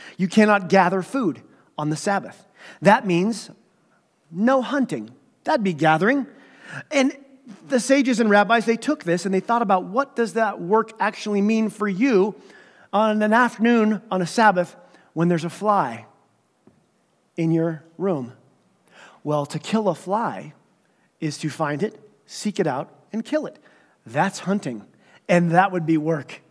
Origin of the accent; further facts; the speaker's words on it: United States; moved away; I grew up in Redstone Marble. We would wear caps to church because it was so cold